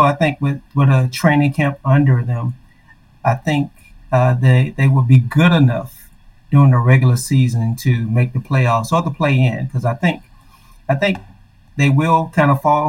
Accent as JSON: {"language": "English", "town": "Monroe", "region": "Louisiana", "country": "United States", "tie": "born or raised there", "said": "Growing up in Louisiana, there was no team. When I was growing up in Monroe"}